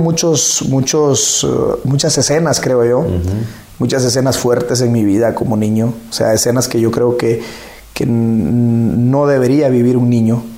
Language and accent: Spanish; La Labor, Ocotepeque, Honduras; moved away as an adult; also born or lived in Santa Rosa de Copán, Honduras; now in Ecuador; Soy hondureño. Nací en un pueblo eh, del municipio de La Labor, en Ocotepec